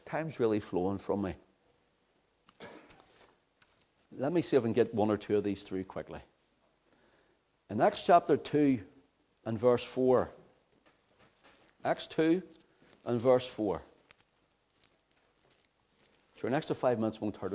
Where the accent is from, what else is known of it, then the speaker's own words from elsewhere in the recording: Belfast, Northern Ireland, United Kingdom; accent: Belfast; my Belfast accent